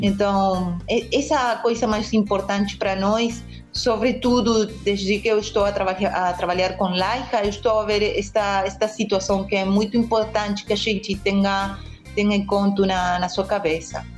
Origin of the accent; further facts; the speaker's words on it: Argentina; Portuguese is a second language; para mim, como Argentina